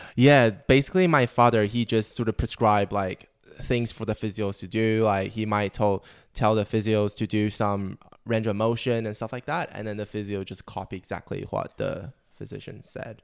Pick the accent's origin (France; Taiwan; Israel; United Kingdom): Taiwan; moved away as an adult; now in Australia; I'm from Taiwan.